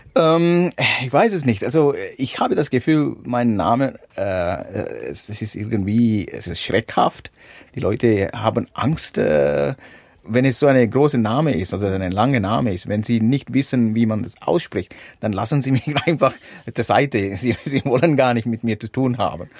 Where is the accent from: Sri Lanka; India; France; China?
Sri Lanka; German is a second language; moved away as an adult; now in Switzerland; ich komme aus Sri Lanka, geboren und aufgewachsen.